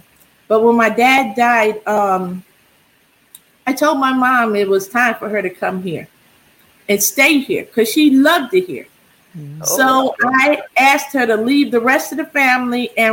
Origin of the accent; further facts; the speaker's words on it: New Jersey, United States; moved away as an adult; also born or lived in Germany; now in El Paso, United States; I'm from New Jersey